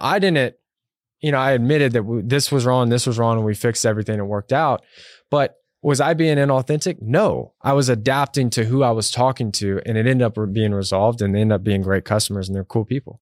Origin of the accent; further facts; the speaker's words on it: Texas, United States; moved away as an adult; also born or lived in New York; I'm from Texas